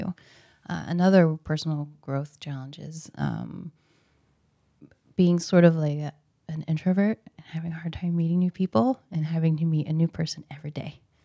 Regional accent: Portland, Oregon, United States; I was born in Portland, so I've been here forever.

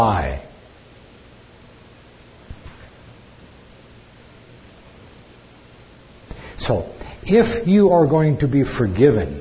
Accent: California, United States; I'm from California.

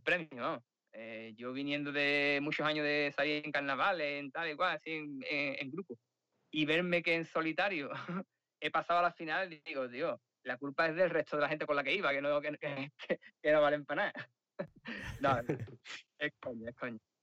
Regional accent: Sanlúcar de Barrameda, Andalusia, Spain; now in Madrid, Spain; realmente soy de San Lucas, de Barrameda.

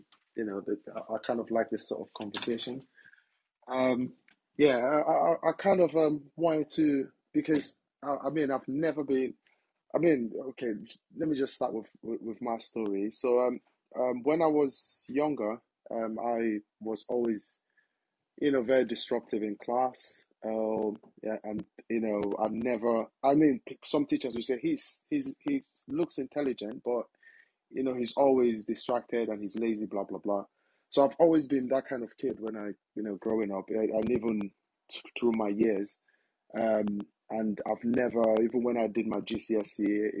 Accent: Nigeria; moved away; I'm originally from Nigeria

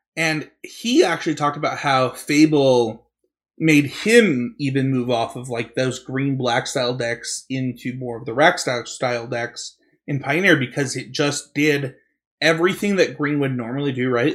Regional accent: Utah, United States; I'm from Utah, and we say mountain, and we say Britain

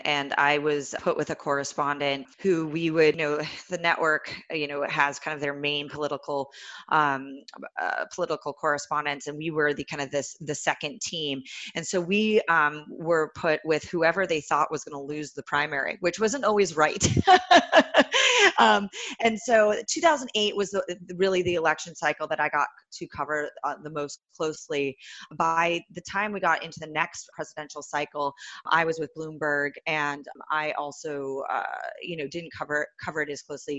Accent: California, United States; I'm from Silicon Valley originally.

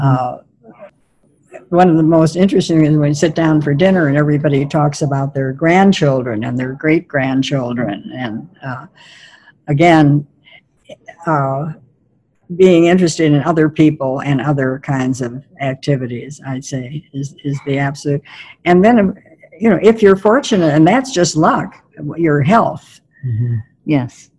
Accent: Milwaukee, Wisconsin, United States; I grew up in Milwaukee during the Depression

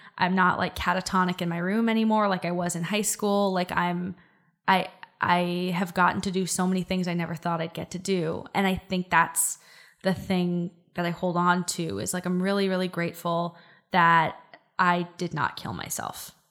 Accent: Silicon Valley, California, United States; I grew up in Silicon Valley.

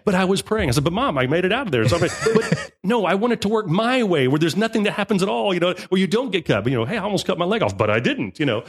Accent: United States; I'm an American.

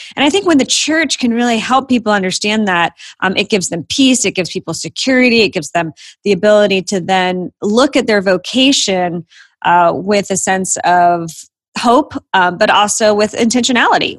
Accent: Florida, United States; moved away as an adult; also born or lived in Virginia / New Jersey / Southern California; now in Atlanta, United States; I grew up in Florida.

